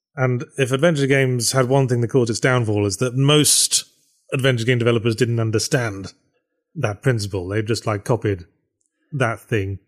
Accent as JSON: {"language": "English", "country": "United Kingdom", "said": "I'm British"}